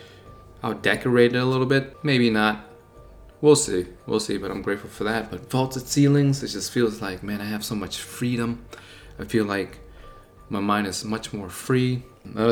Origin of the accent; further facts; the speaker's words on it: Buffalo, New York, United States; I'm from Buffalo, New York